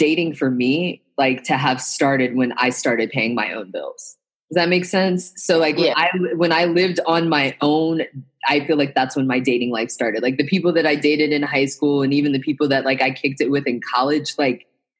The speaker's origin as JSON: {"language": "English", "region": "Midwest", "country": "United States", "tie": "born or raised there", "said": "Like, I was the only daughter, only Black daughter of two military parents, and I grew up in the Midwest. Like, I talk like this because I grew up all over the place."}